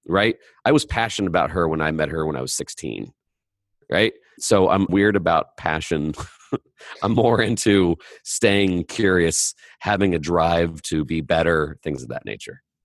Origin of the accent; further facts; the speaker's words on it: Indiana, United States; I'm from Indiana